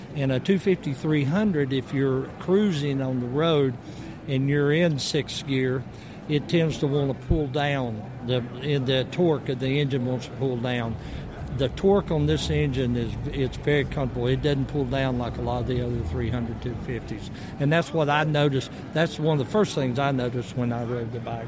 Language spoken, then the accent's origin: English; the South, United States; I'm from the South